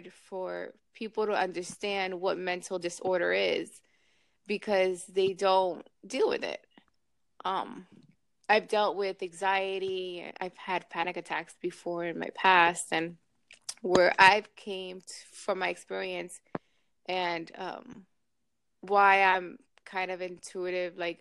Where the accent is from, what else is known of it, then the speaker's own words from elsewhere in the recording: New York, United States; now in Miami, United States; I live in Miami. I'm from New York originally